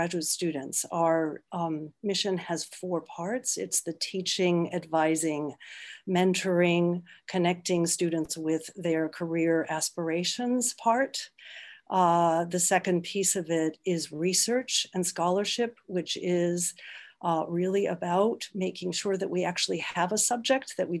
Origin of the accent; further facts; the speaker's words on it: Midland, Michigan, United States; I grew up in Midland, Michigan